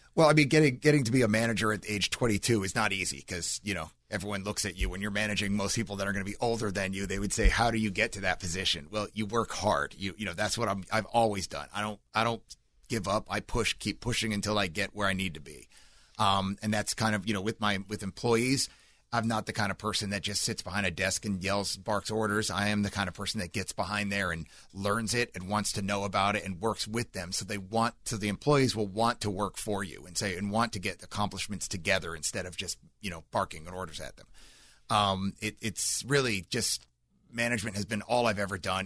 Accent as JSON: {"language": "English", "area": "Seminole County", "region": "Florida", "country": "United States", "tie": "born or raised there", "also_born_or_lived": "New Jersey / California"}